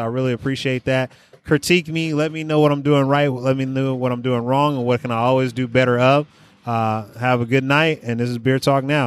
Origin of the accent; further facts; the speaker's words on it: Oakland, California, United States; my family was from the South. I grew up in Oakland